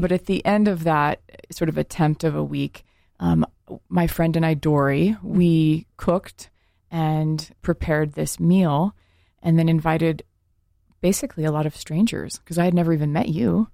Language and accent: English; rural Oregon, United States; I grew up in a all white town, like rural Oregon